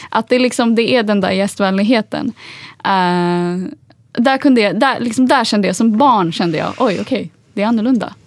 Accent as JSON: {"language": "Swedish", "town": "Stockholm", "region": "Stockholm County", "country": "Sweden", "tie": "born or raised there", "also_born_or_lived": "Agadir, Morocco", "first_language": "Swedish", "said": "jag är uppväxt som sagt i Husby men jag gick i skola i innerstan."}